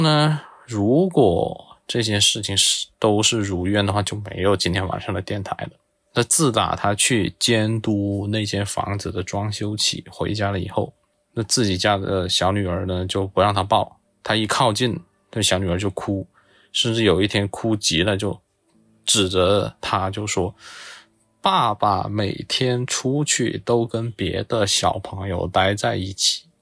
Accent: Zhuang-speaking hometown, Guangxi, China; accent: Zhuang; 我家乡的方言

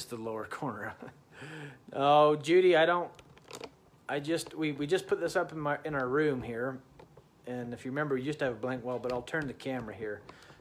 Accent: Utah, United States; I'm from Utah.

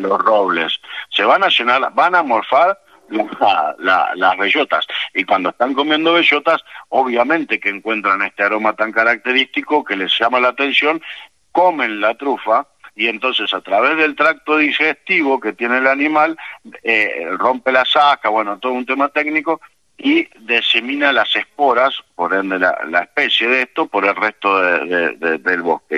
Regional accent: Buenos Aires Province, Argentina; moved away; Yo soy nacido acá en el Gran Buenos Aires, en la zona norte

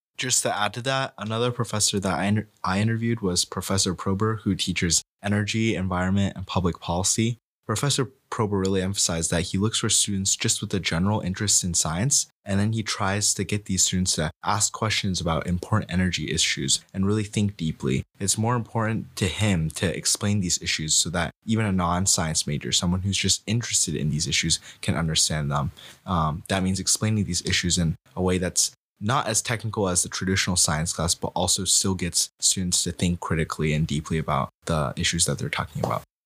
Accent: Cincinnati, Ohio, United States; moved away; I'm also a sophomore from Cincinnati, Ohio

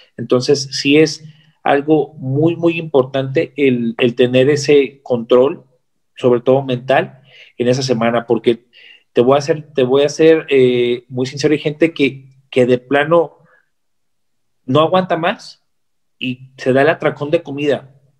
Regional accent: Mexico; yo soy su hermano mexicano

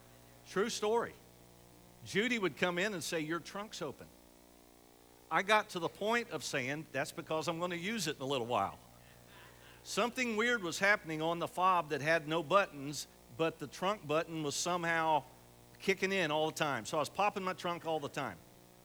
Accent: Camden, Ohio, United States; we're from Camden, and I have the privilege to pastor the Southern Baptist Church right there on the corner in Camden.

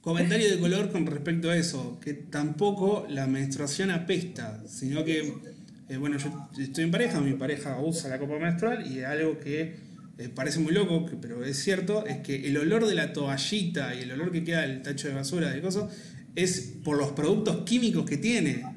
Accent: Argentina; tenemos los argentinos

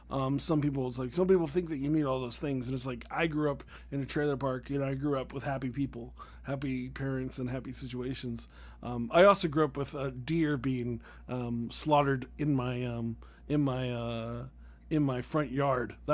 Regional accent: New York, United States; I'm from New York.

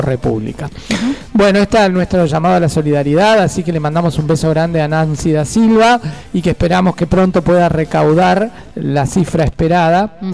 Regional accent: Montevideo, Uruguay; Yo nací en Goe, después viví enfrente a Vivo, o sea, tengo los dos barrios ahí

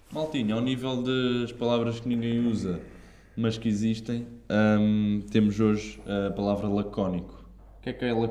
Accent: Portugal; Sou natural de Portugal.

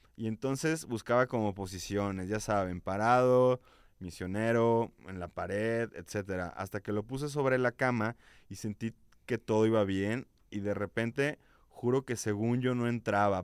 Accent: León, Guanajuato, Mexico; de esta tierra de mojigatos

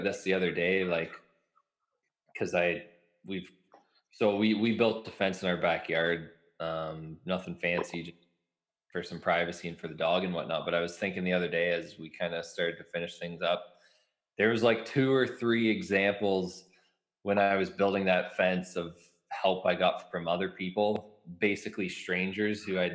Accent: Mitchell, Ontario, Canada; also born or lived in London, Ontario; now in Lucan, Canada; I grew up in Mitchell, Ontario

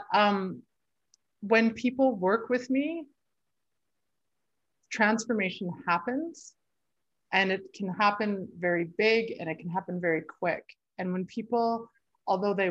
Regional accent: Sherwood Park, Alberta, Canada; now in Fernie, Canada; I grew up in just outside of Edmonton, Alberta, in Sherwood Park, but I've lived in Fernie for the last 17 years.

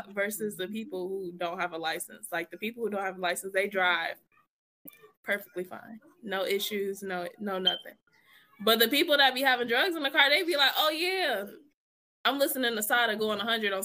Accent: Detroit, Michigan, United States; I'm an East Sider

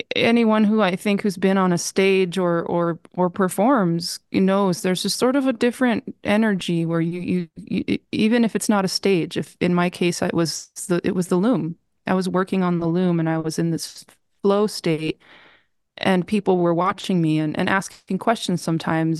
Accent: New Mexico, United States; moved away as an adult; also born or lived in Appleton, Wisconsin; when I left New Mexico, uh, to go to college, that was really difficult. Um, when I was eighteen

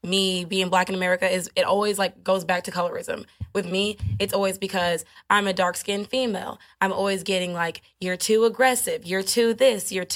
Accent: Midwest, United States; moved away as an adult; now in Houston, United States; I was from the Midwest

